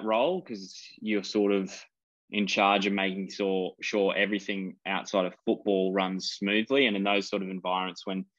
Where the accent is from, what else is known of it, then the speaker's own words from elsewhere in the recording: Australia; And beating England in England at their World Cup at Twickenham and being an Aussie fan in the stands is pretty cool.